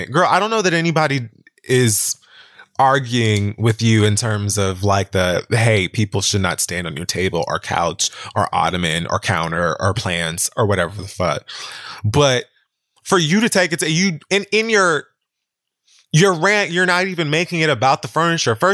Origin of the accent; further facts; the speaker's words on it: Dallas, Texas, United States; This is a Dallas record. I'm from Dallas, bitch.